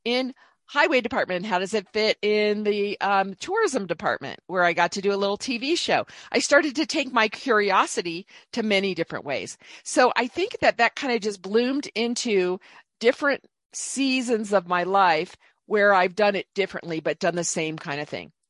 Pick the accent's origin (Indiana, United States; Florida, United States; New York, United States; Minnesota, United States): Indiana, United States; Indianapolis; moved away as an adult; also born or lived in Dallas, Texas; I grew up in Indianapolis, Indiana mostly, and then went to a state school in Indiana, Purdue University